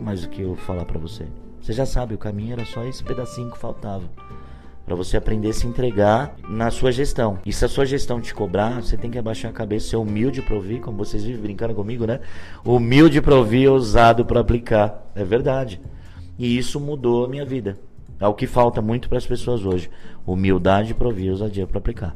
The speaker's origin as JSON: {"language": "Portuguese", "country": "Brazil", "said": "eu sou brasileiro"}